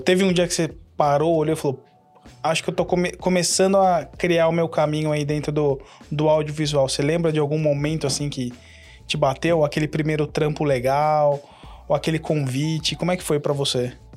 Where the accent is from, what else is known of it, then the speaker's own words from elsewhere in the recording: São Paulo, Brazil; now in United States; Eu sou do Jabaquara